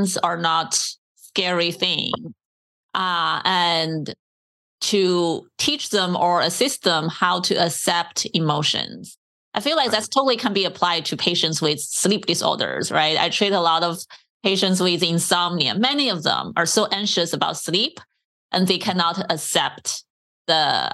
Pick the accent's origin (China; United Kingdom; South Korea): China; moved away; also born or lived in San Diego; I grew up in China